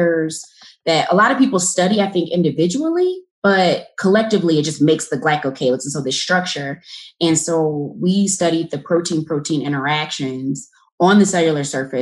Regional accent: Newnan, Georgia, United States; moved away as an adult; I am from Noonan, Georgia. So it's a small town about 35, 40 minutes south from Hartsfield-Jackson Airport

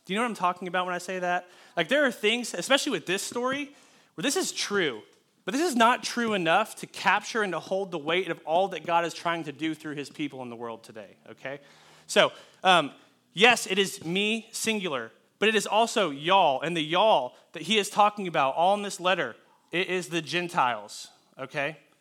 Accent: California, United States; I was born in California

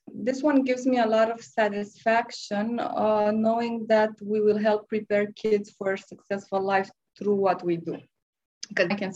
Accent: Romania; I'm from Romania.

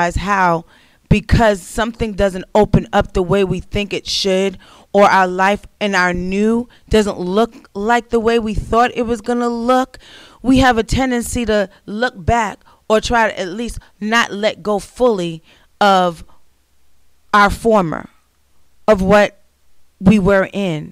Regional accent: New York, United States; moved away as an adult; That's where I grew up my entire life

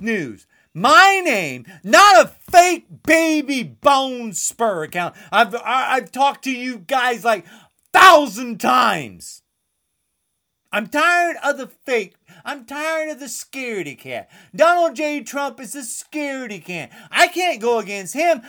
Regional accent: United States; I am an American. This is my country

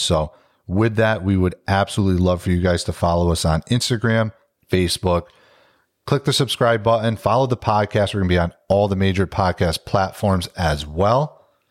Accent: Capital District, New York, United States; born and raised in the Capital District.

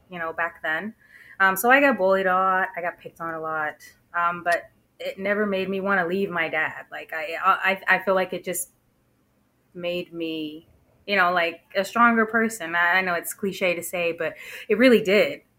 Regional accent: Springtown, Texas, United States; also born or lived in Fort Worth, Texas; I'm born and raised in Texas. Um, I grew up in a really small town uh, called Springtown. Um, I lived there maybe until I was about 10 years old, and then we moved to a bigger city, um, Fort Worth.

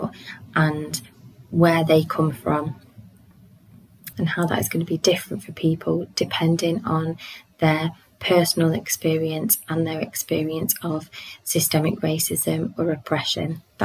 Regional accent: United Kingdom; I identify as British

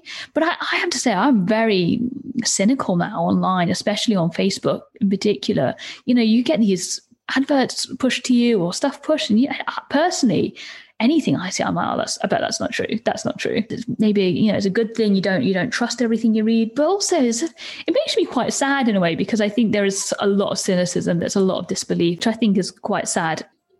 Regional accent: Turkey; moved away; I think it's changed a lot over the years as well since I've left. But I remember growing up in Turkey, and my mom and dad used to read, you know, BBC News a lot.

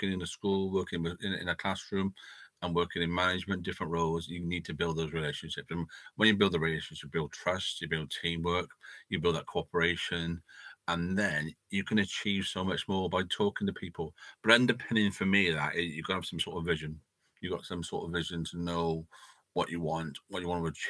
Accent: Newport, Wales, United Kingdom; also born or lived in Cwmbran; As a child growing up in Newport and Cumbran area, went to church

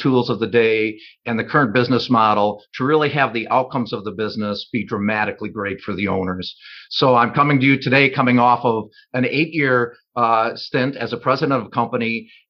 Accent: Milwaukee, Wisconsin, United States; I'm from Milwaukee, Wisconsin

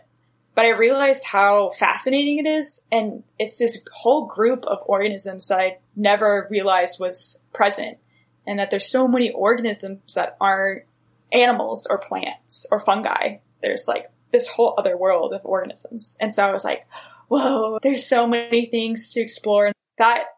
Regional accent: San Diego, California, United States; I grew up in San Diego next to the ocean

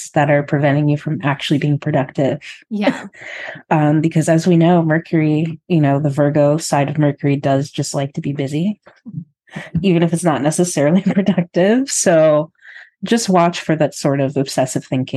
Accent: United States; now in Canada; an American living in Canada

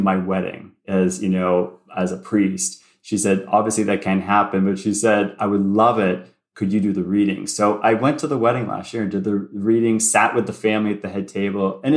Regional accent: Boston, Massachusetts, United States; also born or lived in Ohio; I grew up in Boston. So I'm a native Bostonian

